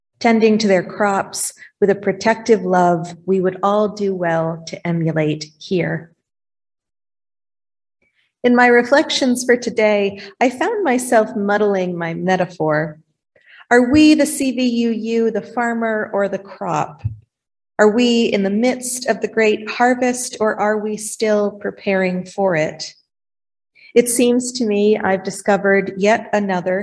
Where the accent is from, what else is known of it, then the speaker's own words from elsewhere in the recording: Vermont, United States; also born or lived in Iowa; now in Dysart, Iowa, United States; Growing up in Vermont, I was raised to respect the work ethic of our farmers.